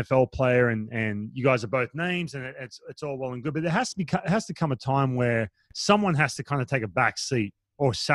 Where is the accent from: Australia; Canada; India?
Australia; Newcastle, New South Wales; moved away; also born or lived in Los Angeles, United States; I grew up in Australia. I grew up, you know, in a coastal town right on